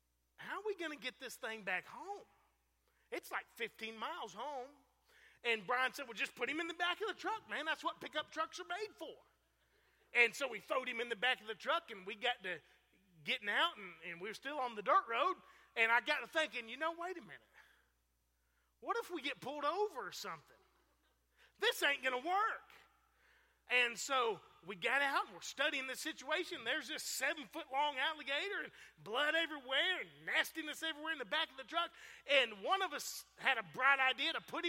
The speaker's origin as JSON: {"language": "English", "town": "Fort Pierce", "region": "Florida", "country": "United States", "tie": "born or raised there", "said": "I grew up in Fort Pierce, Florida, same place that Preacher Malcolm is from"}